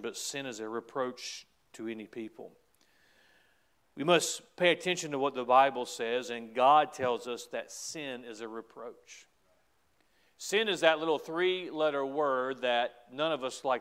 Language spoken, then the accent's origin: English; United States; as an American